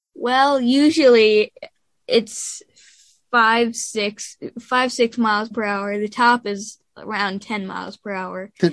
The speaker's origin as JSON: {"language": "English", "town": "New Berlin", "region": "Wisconsin", "country": "United States", "said": "New Berlin, Wisconsin."}